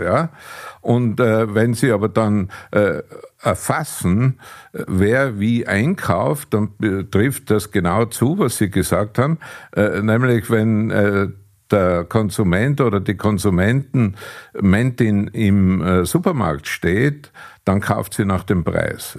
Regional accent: Austria

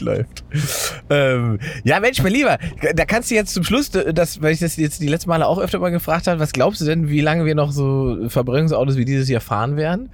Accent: Saxony-Anhalt, Germany; moved away; da, wo ich herkomme, ne, Sachsen-Anhalt im Osten

